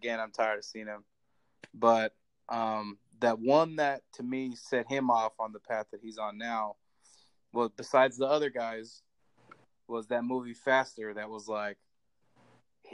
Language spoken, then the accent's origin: English; California, United States; we grew up in California